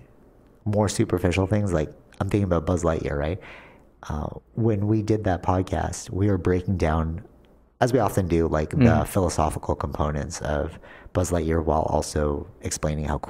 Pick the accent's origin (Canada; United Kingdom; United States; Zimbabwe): Canada; we're Canadian